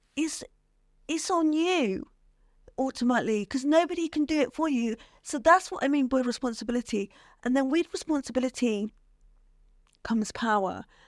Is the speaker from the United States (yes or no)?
no; Bristol, South West England, United Kingdom; grew up in Bristol, from Bristol